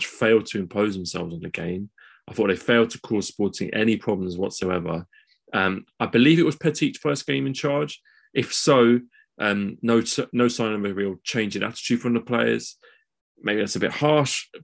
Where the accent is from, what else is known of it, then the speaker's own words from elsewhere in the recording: England, United Kingdom; as English guys